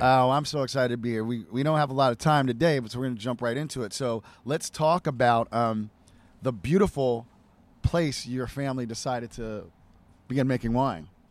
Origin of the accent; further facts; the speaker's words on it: United States; I'm an American